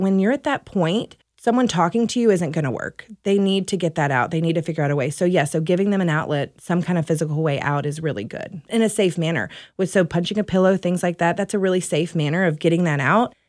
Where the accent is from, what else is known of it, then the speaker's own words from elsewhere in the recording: Louisiana, United States; moved away as an adult; also born or lived in Dallas, Texas; now in Mesquite, United States; I am from Louisiana, uh, originally